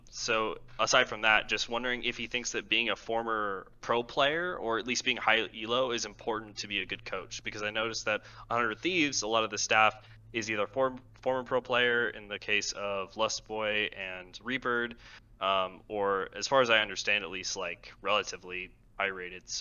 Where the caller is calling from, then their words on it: Boise, Idaho, United States; Uh, Boise, Idaho.